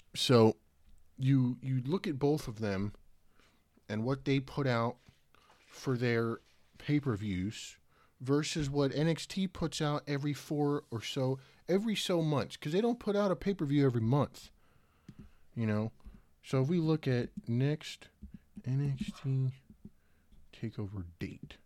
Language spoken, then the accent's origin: English; Richmond, Virginia, United States; I was born in Richmond, Virginia